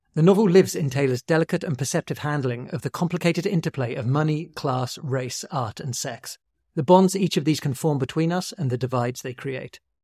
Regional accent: United Kingdom; as a British person

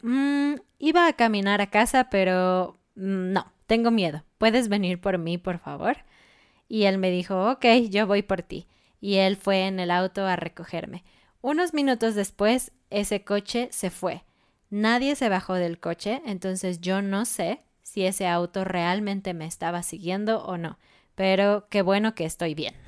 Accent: Mexico City, Mexico; yo crecí en Ciudad de México, una ciudad muy grande

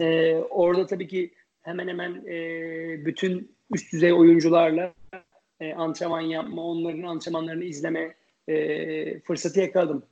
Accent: Ankara, Turkey; moved away as an adult; also born or lived in New York, United States; on yaşında tenise Ankara Spor Kulübü'nde başladım. E, daha sonra, e, sırasıyla Ankara Tenis Kulübü'nde, e, oynadım

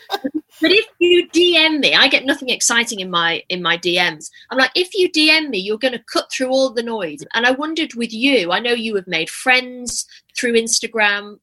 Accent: Manchester, North West England, United Kingdom; now in London, United Kingdom; I'm from Manchester originally

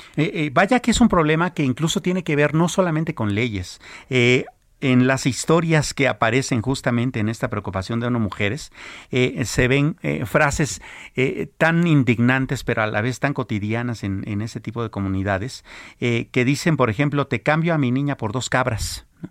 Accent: Mexico; como mexicanos

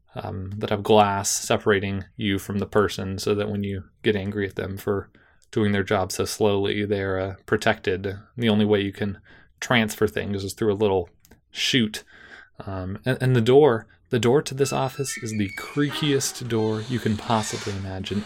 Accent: Davis, California, United States; Davis, my hometown

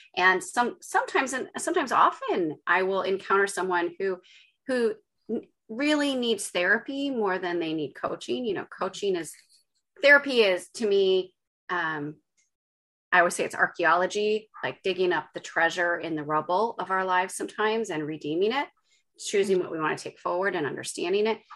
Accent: Chicago, Illinois, United States; moved away as an adult; also born or lived in Los Angeles / Lithuania; now in Cumbria, United Kingdom; I grew up in Chicago

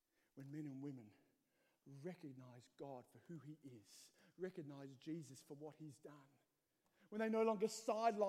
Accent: Australia; moved away as an adult; now in Northern Ireland, United Kingdom; as an Aussie

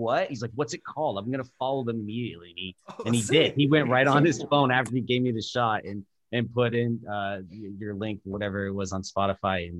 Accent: Vermont, United States; moved away as an adult; also born or lived in Burlington, Vermont; now in Los Angeles, United States; I grew up in Vermont, DJing around the Burlington scene for many years.

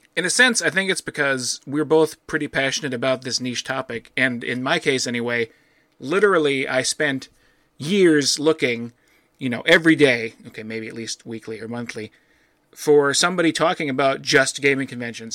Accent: Midwest, United States; being a Midwesterner

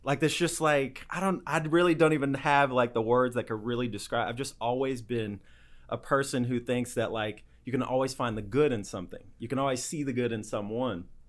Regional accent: Indiana, United States; I grew up in Indiana, uh, in the Midwest.

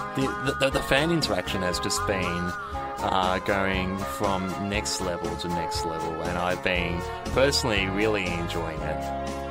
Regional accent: Australia; as an Australian

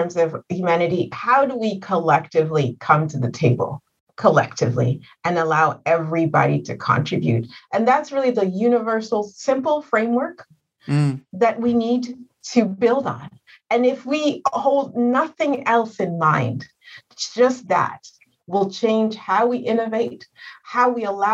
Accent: Rwanda; moved away as an adult; also born or lived in Montreal; I'm from Rwanda.

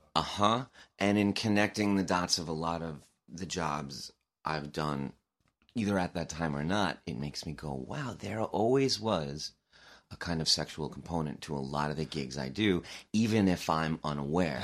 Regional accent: Long Island, New York, United States; I was from Long Island.

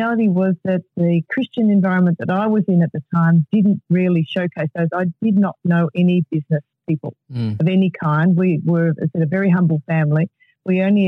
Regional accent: Melbourne, Victoria, Australia; I grew up in Melbourne

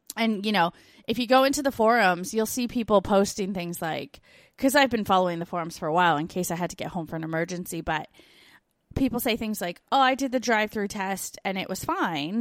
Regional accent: Canada; now in Australia

